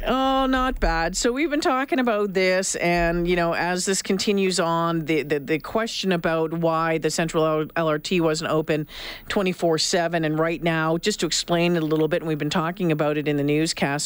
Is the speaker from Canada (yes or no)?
yes; Northern Ontario, Canada; moved away; also born or lived in Sault Ste. Marie / Thunder Bay / Regina; a tough girl growing up in Northern Ontario